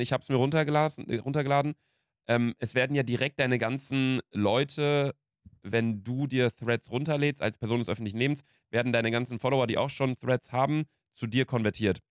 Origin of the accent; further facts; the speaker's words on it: Ostwestfalen-Lippe, North Rhine-Westphalia, Germany; bei uns Kleinstadt, OWL